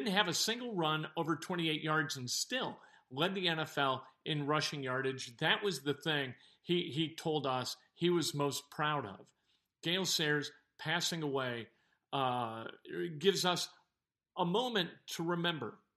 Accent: Chicago, Illinois, United States; growing up in North Suburban Chicago

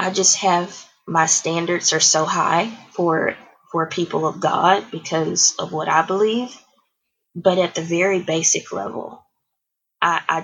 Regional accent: Houston, Texas, United States; now in The Woodlands, United States; I grew up in Houston, Texas, and my neighborhood was diverse

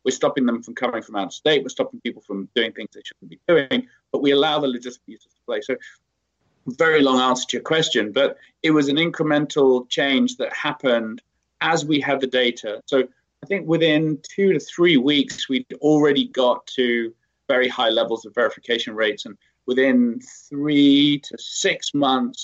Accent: United Kingdom; moved away; I'm British

